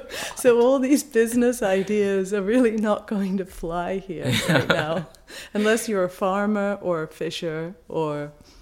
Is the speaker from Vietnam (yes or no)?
no; Falkland Islands; moved away; Well, I'm British. I'm from the Falkland Islands. Originally, which is off the southeast coast of Argentina. I grew up on a 110,000 acre farm with 36,000 sheep, about 150 horses and cattle.